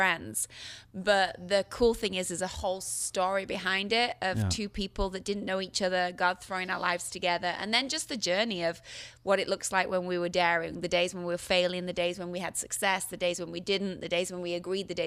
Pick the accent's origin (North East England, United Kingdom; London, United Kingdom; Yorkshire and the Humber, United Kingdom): Yorkshire and the Humber, United Kingdom; I am from Yorkshire.